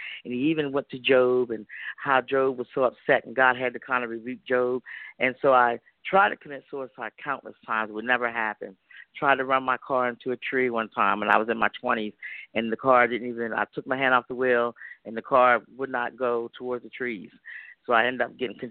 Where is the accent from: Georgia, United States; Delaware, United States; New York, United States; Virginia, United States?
Delaware, United States; Georgetown; I'm from a very small town in Delaware